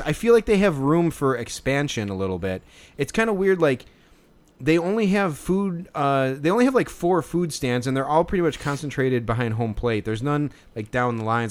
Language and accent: English; Chicago, Illinois, United States; we're from Chicago.